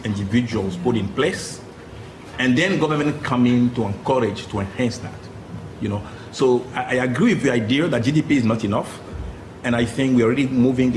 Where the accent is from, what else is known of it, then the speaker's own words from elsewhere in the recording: Cotonou, Littoral, Benin; moved away; My hometown, you know, my Cotonou is pretty poor